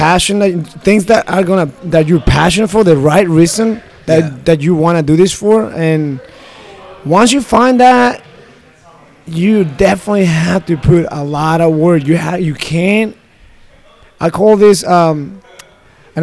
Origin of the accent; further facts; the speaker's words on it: Mexico; me being Mexican and my wife being American